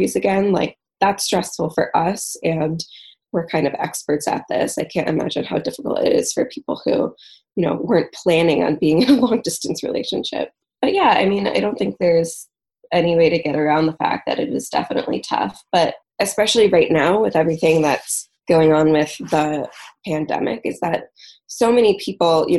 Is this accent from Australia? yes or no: no; Michigan, United States; moved away as an adult; also born or lived in England; I'm living back in Michigan, which is where I'm originally from